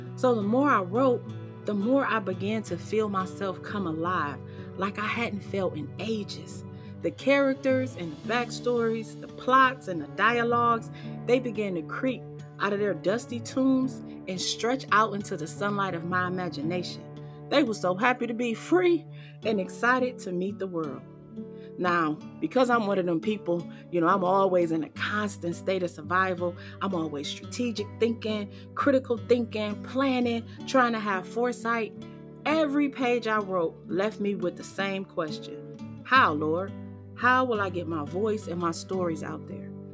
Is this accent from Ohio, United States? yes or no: yes; Cleveland, Ohio, United States; moved away as an adult; now in Charleston, United States; relocate from my hometown of Cleveland, Ohio to beautiful Charleston, South Carolina. So, this little black girl who grew up in the West 25th Projects